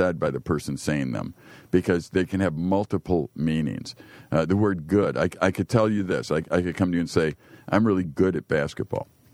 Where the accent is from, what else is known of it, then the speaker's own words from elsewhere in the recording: Chicago, Illinois, United States; I was born in Chicago